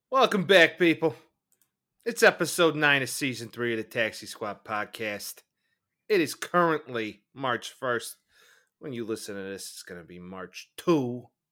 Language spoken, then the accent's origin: English; Chicago, Illinois, United States; we're from Chicago